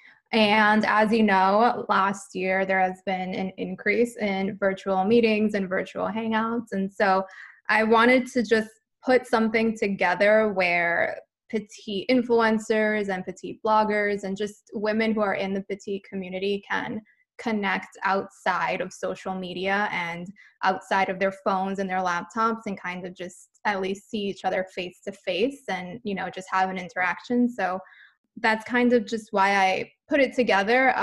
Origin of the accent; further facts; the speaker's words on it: New York City, New York, United States; I'm originally from New York City